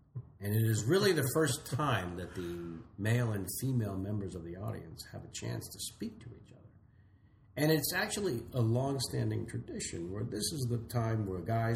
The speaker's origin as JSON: {"language": "English", "town": "San Jose", "region": "California", "country": "United States", "tie": "born or raised there", "also_born_or_lived": "San Francisco", "moved": "as an adult", "said": "very, very young family moved to the promise of the suburbs of San Jose, where I was raised"}